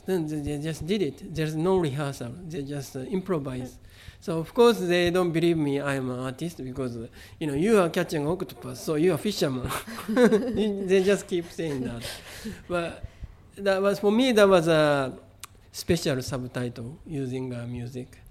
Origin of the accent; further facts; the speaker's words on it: Kobe, Hyogo, Japan; first language Japanese; English is a second language; moved away; also born or lived in San Francisco; I grew up in Kobe